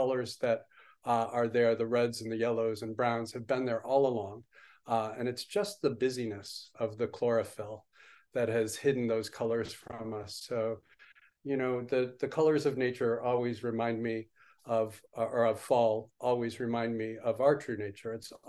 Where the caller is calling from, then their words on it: New Paltz, New York, United States; I am coming in from New Paltz, New York, signing in with a small affiliate group of the Village Zendo, the New Paltz Zen Center here.